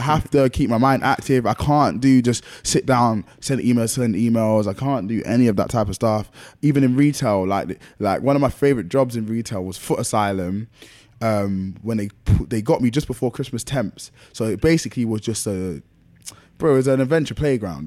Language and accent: English; London, United Kingdom; I was born and raised in Lewisham